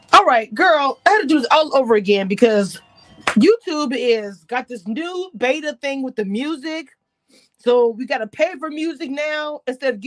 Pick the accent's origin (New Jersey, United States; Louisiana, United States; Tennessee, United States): Louisiana, United States; Natchitoches; Y'all know I'm from Louisiana, but I'm from a small town called Natchitoches by Shreveport.